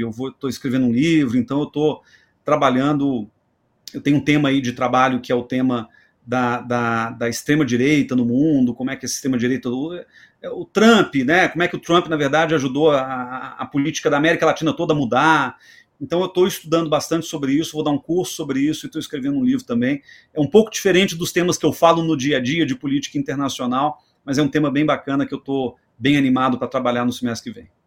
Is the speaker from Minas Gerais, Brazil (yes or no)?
yes; Belo Horizonte, Minas Gerais, Brazil; Belo Horizonte, que é minha terra